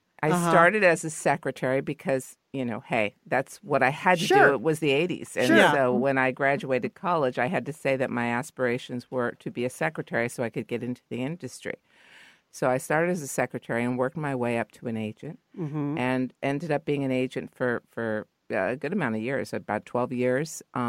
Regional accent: Los Angeles, California, United States; I guess, embarrassed because I'm from L.A., but I'm from the Valley. So deep in the Valley that I thought Ventura Boulevard was the other side of the hill.

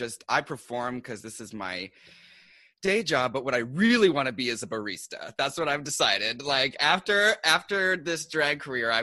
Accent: Seattle, Washington, United States; now in New York City, United States

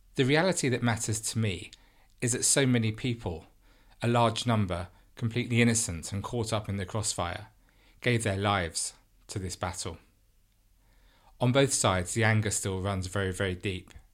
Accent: London, United Kingdom; growing up in London in a non-religious family

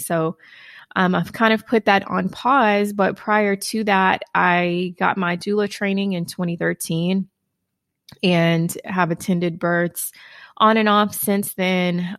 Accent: Houston, Texas, United States; now in Dallas-Fort Worth, United States; relocating back to my hometown, Houston

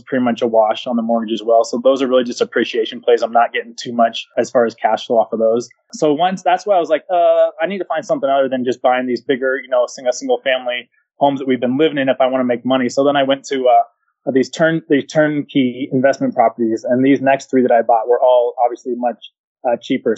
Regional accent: California, United States; moved away; also born or lived in Spokane, Washington / Enid, Oklahoma; I'm from California

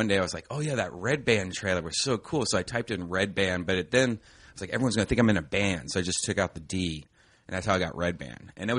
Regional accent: Ohio, United States; Growing up in Ohio

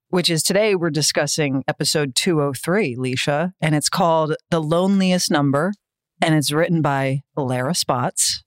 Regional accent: United States; I'm American

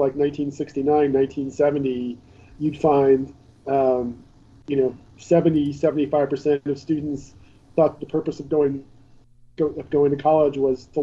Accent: Pennsylvania, United States; in Pennsylvania, my home state

